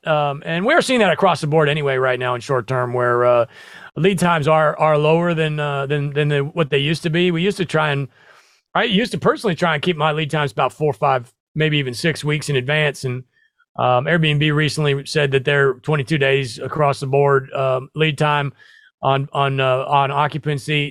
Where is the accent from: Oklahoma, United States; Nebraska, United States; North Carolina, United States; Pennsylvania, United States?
Nebraska, United States; I grew up in the Midwest. I grew up in Nebraska